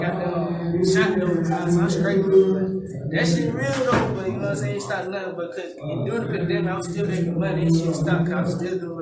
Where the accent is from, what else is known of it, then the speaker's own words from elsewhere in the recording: Atlanta, Georgia, United States; I'm from Atlanta, Georgia.